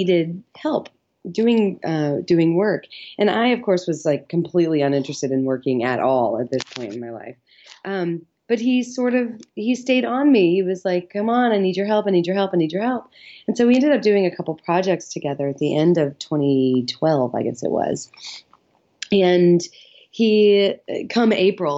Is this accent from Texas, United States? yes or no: no; Louisville, Kentucky, United States; also born or lived in Chicago / Los Angeles; I grew up here in Louisville, Kentucky, and I went to school in Chicago